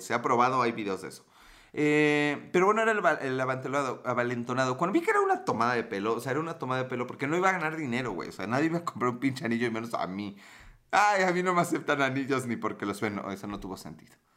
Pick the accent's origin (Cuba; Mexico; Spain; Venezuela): Mexico; como mexicano